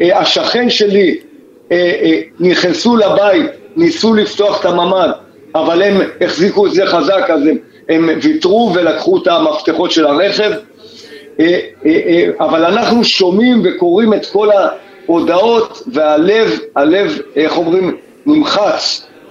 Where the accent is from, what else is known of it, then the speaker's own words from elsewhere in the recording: Kibbutz Re'im, Southern District, Israel; אנחנו מקיבוץ רעים